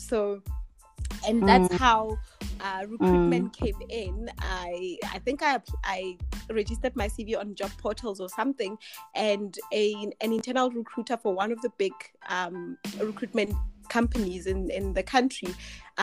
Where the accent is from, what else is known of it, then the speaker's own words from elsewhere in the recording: Tembisa, Gauteng, South Africa; also born or lived in Polokwane; now in Midrand, South Africa; I grew up in Tembisa. Currently stay in Midrand